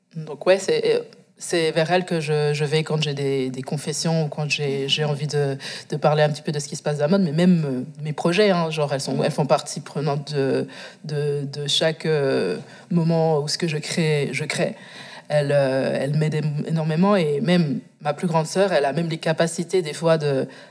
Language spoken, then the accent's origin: French; Moutier, Bern, Switzerland; also born or lived in Angola / Biel/Bienne, Switzerland; J'ai grandi dans le Jura, Jura bernois. Ça va pas, ça. j'en suis déménagée dans le canton de Berne, à Bienne. mais c'est vrai que mes premiers débuts de vie, ben, c'était dans le Jura bernois